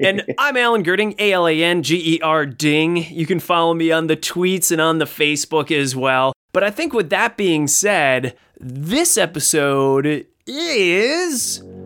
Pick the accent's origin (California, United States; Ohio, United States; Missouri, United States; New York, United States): Ohio, United States; I'm from Ohio